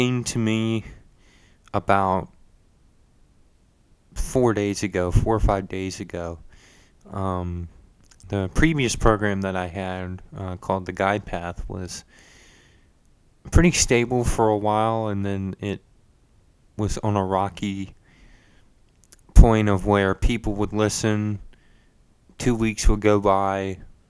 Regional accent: Virginia Beach, Virginia, United States; I was born and raised in Virginia Beach, Virginia

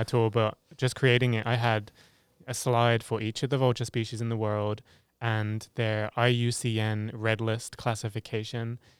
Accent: England, United Kingdom; moved away as an adult; also born or lived in Africa; I come from England

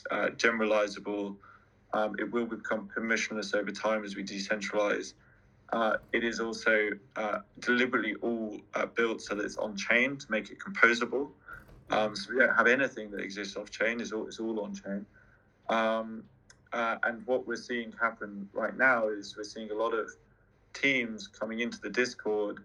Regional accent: London, United Kingdom; I'm a Londoner

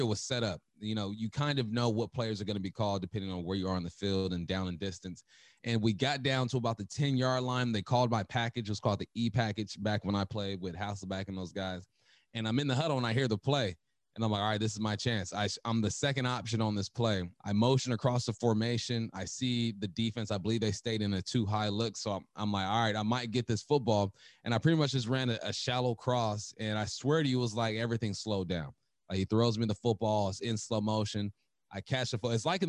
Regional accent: Los Angeles, California, United States; I'm from Cali.

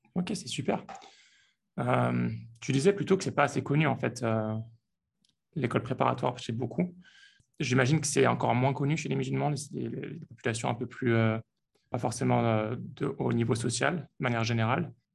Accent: Lyon, Auvergne-Rhône-Alpes, France; moved away; je suis lyonnais aussi

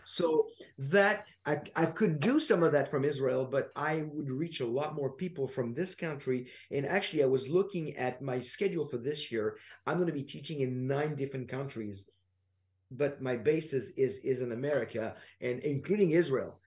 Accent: France; I'm from France

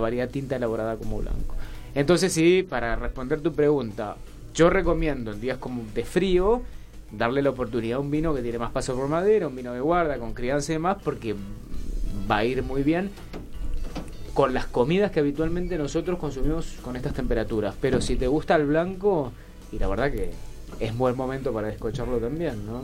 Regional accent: Junín, Mendoza, Argentina; moved away as an adult; also born or lived in Rivadavia, Mendoza; now in Buenos Aires, Argentina; Yo nací en Rivadavia, me crié toda la vida en Junín. Esto es zona este de Mendoza

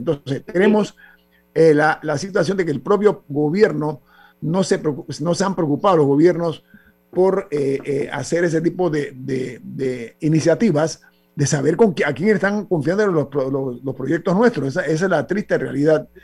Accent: Panama; como ciudadano panameño

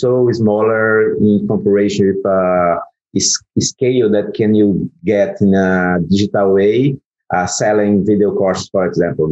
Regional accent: Brazil; English is a second language; I'm from Brazil

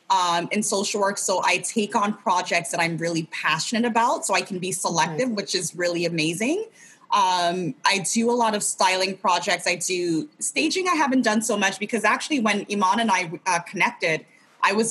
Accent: Ghana; He, you know, I'm originally from Ghana, so my parents are both from Ghana as well.

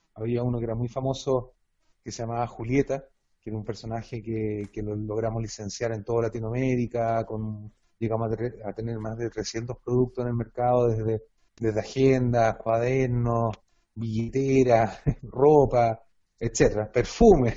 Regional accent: Chile; also born or lived in Girona, Catalonia, Spain; estamos en un país tan lejano, tan aislado

